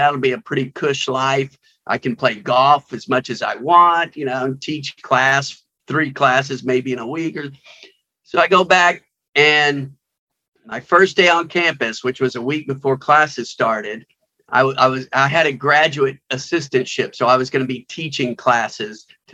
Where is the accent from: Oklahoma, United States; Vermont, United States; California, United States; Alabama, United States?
Alabama, United States; Huntsville; I grew up in Alabama, Huntsville, Alabama